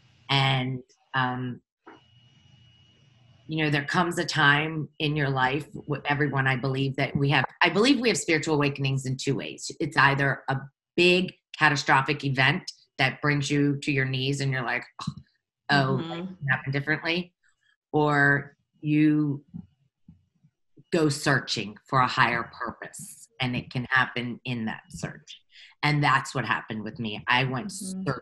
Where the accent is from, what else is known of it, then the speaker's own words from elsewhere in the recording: Baltimore, Maryland, United States; I come from Baltimore, Maryland.